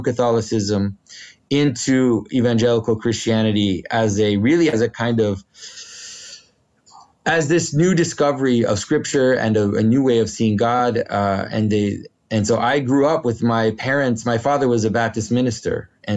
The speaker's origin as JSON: {"language": "English", "region": "Quebec", "country": "Canada", "first_language": "French", "second_language": "English", "said": "my first language is French. I'm from Quebec."}